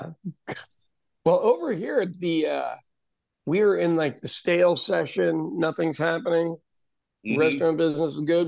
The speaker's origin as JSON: {"language": "English", "region": "Midwestern United States", "country": "United States", "tie": "born or raised there", "said": "I grew up in the Midwestern part of the United States"}